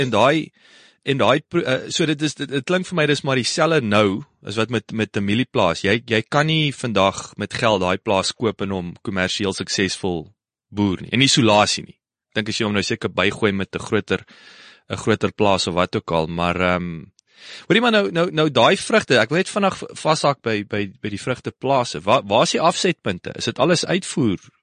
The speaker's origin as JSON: {"language": "Afrikaans", "town": "Kenhardt", "region": "Northern Cape", "country": "South Africa", "tie": "born or raised there", "also_born_or_lived": "Worcester", "moved": "yes", "said": "ek is op Kenhardt gebore"}